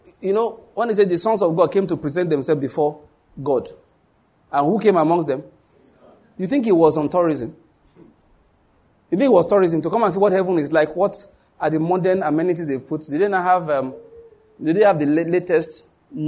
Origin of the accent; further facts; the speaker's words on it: Western Nigeria, Nigeria; I'm from Western Nigeria